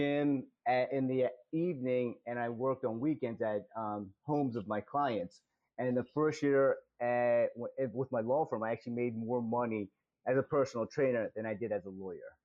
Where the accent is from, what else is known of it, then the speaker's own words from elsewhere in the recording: Delaware, United States; moved away as an adult; also born or lived in Philadelphia, Pennsylvania; now in Montgomery County, United States; born and raised in Delaware